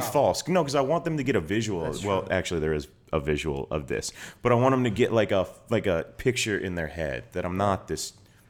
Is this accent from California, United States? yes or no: no; Georgia, United States; moved away as an adult; also born or lived in New York; Like, I grew up in Georgia, and then I went to New York for school. So I was just alone and cold because I had never lived in the snow before.